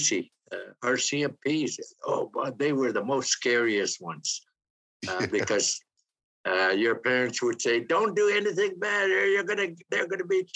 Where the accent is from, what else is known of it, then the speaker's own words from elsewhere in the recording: Igloolik, Nunavut, Canada; I grew up in Manito, where my grandfather had camped and made it into our traditional camp.